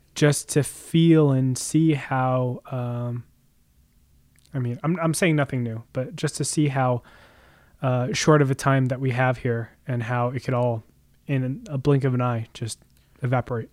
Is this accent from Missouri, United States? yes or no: no; Jersey Shore, New Jersey, United States; I grew up on the Jersey Shore